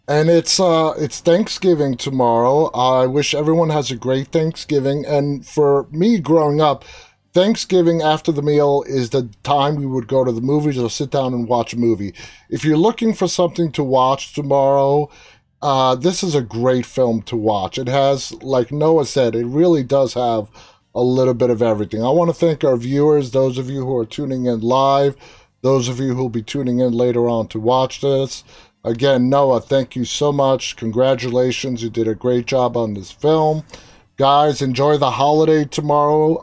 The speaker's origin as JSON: {"language": "English", "town": "New York City", "region": "New York", "country": "United States", "tie": "born or raised there", "said": "I'm the only one in my family that was born and raised in Queens"}